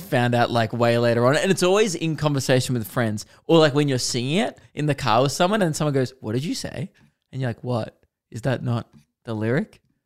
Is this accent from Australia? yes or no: yes; Melbourne, Victoria, Australia; biggest shows I've ever done in my hometown